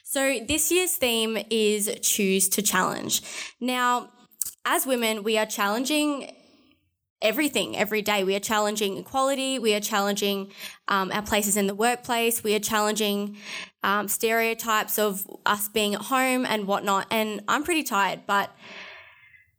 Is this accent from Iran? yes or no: no; Alice Springs, Northern Territory, Australia; I'm from Alice